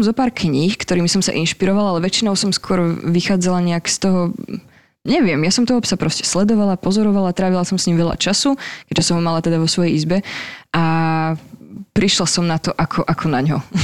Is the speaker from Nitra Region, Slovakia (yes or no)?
yes; near Levice, Nitra Region, Slovakia; vyrastala som teda pri Leviciach e, v dedinke